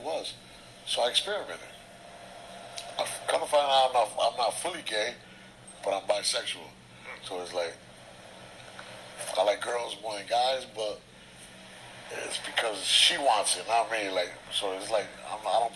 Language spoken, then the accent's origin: English; Paterson, New Jersey, United States; New Jersey, Paterson, New Jersey